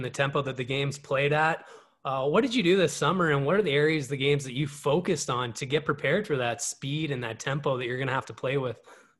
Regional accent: North Delta, British Columbia, Canada; I hail from North Alta, BC.

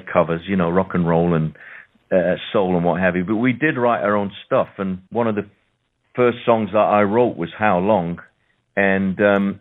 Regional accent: Sheffield, Yorkshire and the Humber, United Kingdom; moved away as an adult; now in London, United Kingdom; I'm from the north of England myself. I'm just down the road from Leeds. I was born in Sheffield.

